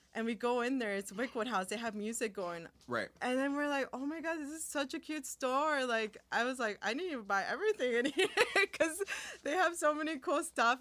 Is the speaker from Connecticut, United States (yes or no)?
no; Bolingbrook, Illinois, United States; first language Spanish; English is a second language; also born or lived in California / Chicago, Illinois; growing up in bolingbrook